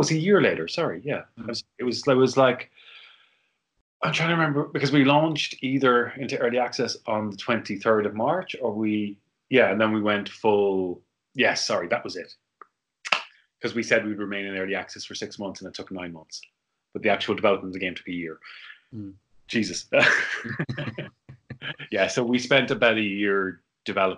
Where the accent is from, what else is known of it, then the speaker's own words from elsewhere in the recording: Ireland; moved away as an adult; also born or lived in Korea; as an Irishman